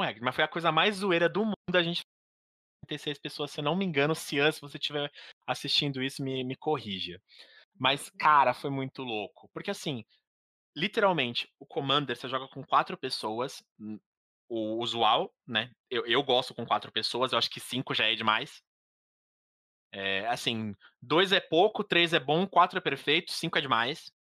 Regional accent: São Paulo, Brazil; eu sou de São Paulo

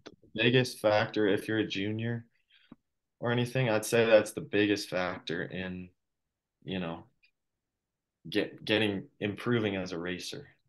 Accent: Colorado, United States; I'm from Colorado

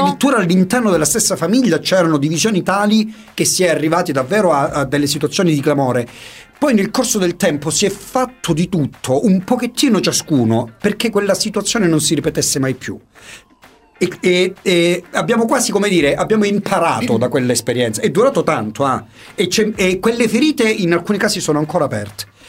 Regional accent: San Giorgio Morgeto, Calabria, Italy; io sono di San Giorgio Morgeto e sono Morgeto

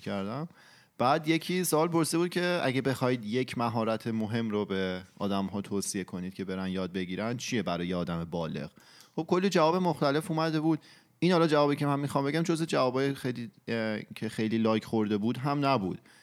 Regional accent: Iran; ماهایی که تو ایران بزرگ شدیم

